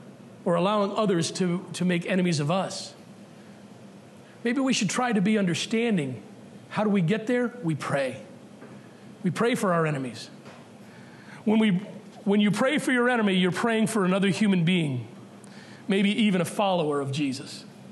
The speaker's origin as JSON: {"language": "English", "region": "Massachusetts", "country": "United States", "said": "but maybe because we're from Massachusetts, we need to be told again."}